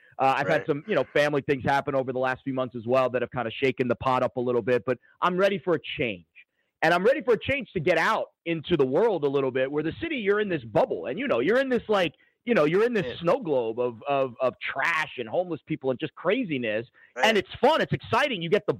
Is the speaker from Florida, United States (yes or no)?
yes; Florida, United States; moved away; I grew up in Florida too.